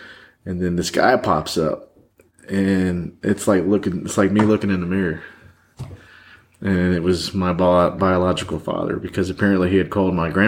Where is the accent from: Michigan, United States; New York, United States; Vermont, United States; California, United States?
Michigan, United States; born there; I was born in Michigan, but my mom, for 2 years, I guess, stuck it out and then grabbed me and brought me back to my grandparents.